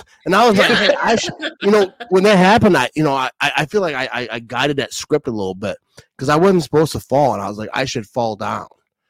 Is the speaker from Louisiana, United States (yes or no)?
no; Wisconsin, United States; because I'm from Wisconsin